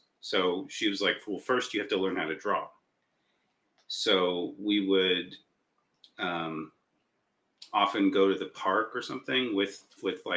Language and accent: English; Los Angeles, California, United States; I was born in LA. I was born in Hollywood, and my mom worked as an animator.